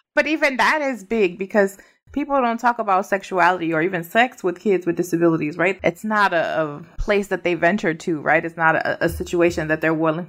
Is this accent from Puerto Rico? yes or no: yes; Puerto Rico; we're citizens, so we're not immigrants because we're from Puerto Rico